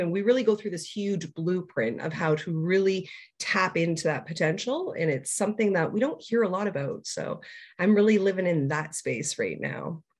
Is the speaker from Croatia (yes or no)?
no; Toronto, Ontario, Canada; I hail from Toronto, Ontario, Canada, born and raised.